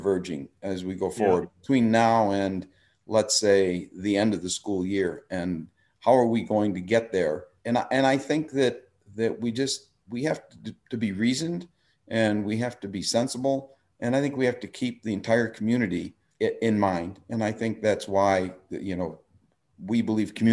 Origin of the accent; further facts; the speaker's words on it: Park Ridge, Illinois, United States; now in Lake Forest, United States; I grew up in Park Ridge